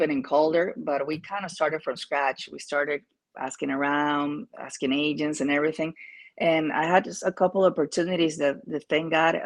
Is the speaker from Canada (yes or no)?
no; Peru; moved away; I am from Peru